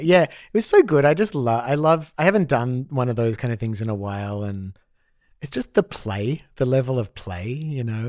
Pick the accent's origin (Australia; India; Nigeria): Australia; growing up as an Australian Jew in the eighties